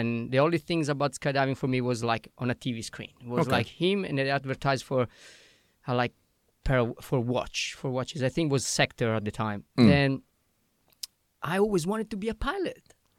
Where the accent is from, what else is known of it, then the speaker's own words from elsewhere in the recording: Italy; English is a second language; moved away as an adult; also born or lived in Canada / Australia; I'm Italian.